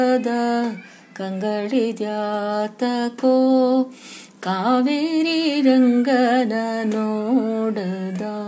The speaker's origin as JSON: {"language": "Kannada", "town": "Koppar", "region": "Karnataka", "country": "India", "tie": "born or raised there", "moved": "yes", "said": "ನಮ್ಮ ಊರು ಕೊಪ್ಪರ ನನ್ನ ತವರು ಮನೆ"}